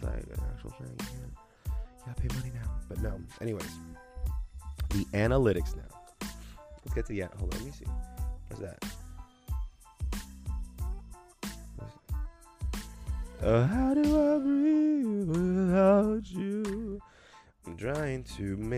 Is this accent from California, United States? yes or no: yes; the Valley, California, United States; accent: Valley; my horrible Valley accent